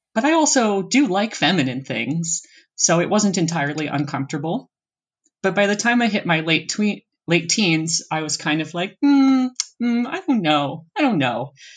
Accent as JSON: {"language": "English", "region": "East Coast of the US", "country": "United States", "also_born_or_lived": "Seattle", "moved": "yes", "said": "We're both originally from the East Coast of the U S and then I've also lived in Seattle"}